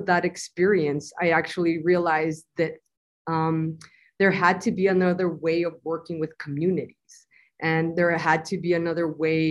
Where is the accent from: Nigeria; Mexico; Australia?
Mexico; Nogales, Sonora; originally I was born in Nogales, Sonora, Mexico, and I was raised in Ambos Nogales, or the sister cities of Nogales.